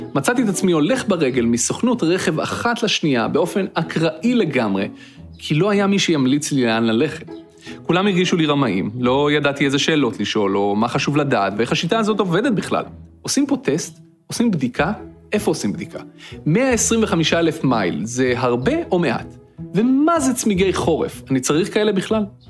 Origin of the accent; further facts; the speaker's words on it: Petah Tikva, Central District, Israel; moved away as an adult; now in Cambridge, United States; גדלתי בפתח תקווה